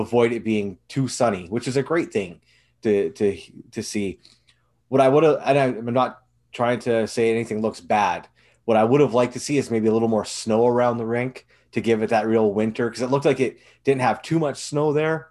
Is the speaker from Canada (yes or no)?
yes; Canada; as a Canadian